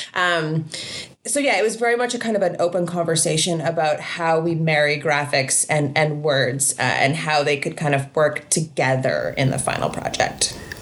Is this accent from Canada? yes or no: yes; Canada; as a Canadian